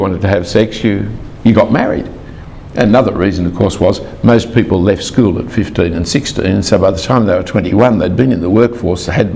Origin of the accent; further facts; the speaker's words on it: Sydney, New South Wales, Australia; I grew up in the Jewish part of Sydney.